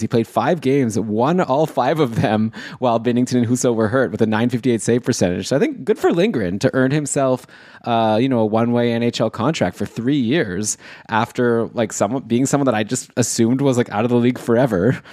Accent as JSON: {"language": "English", "town": "Toronto", "region": "Ontario", "country": "Canada", "tie": "born or raised there", "said": "my hometown in in Toronto"}